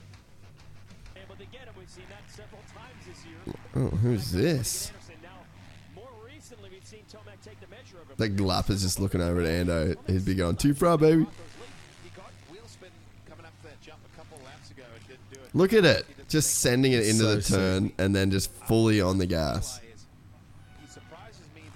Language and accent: English; Australia; I'm Australian